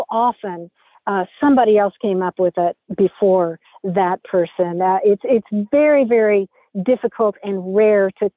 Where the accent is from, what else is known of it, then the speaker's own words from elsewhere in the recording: Kentucky, United States; I grew up in Kentucky